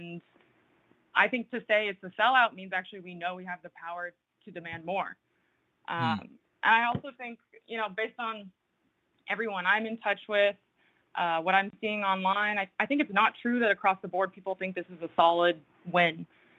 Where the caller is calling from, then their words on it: New Jersey, United States; I'm calling from North Jersey.